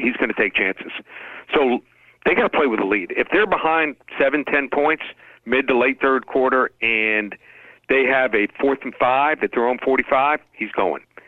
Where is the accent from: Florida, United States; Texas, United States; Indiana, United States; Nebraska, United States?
Florida, United States; Miami; I grew up around the Miami program. My dad was the the team dentist.